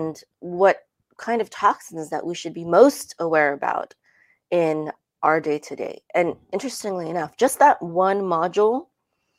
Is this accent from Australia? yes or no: no; Philippines; also born or lived in California, United States; now in Dallas, United States; We moved here in 2014 from California, but I'm originally from the Philippines.